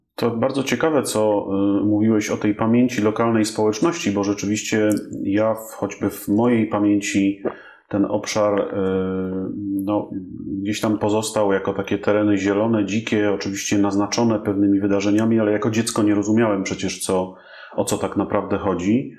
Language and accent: Polish; Kraków, Lesser Poland, Poland; jestem e, Krakusem i mieszkam tu od urodzenia